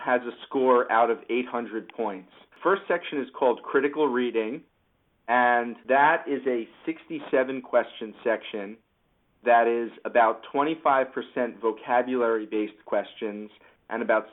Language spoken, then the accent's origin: English; Long Island, New York, United States; moved away as an adult; also born or lived in Philadelphia / Northern New Jersey; I grew up on Long Island, and I attended my local public high school, and I was valedictorian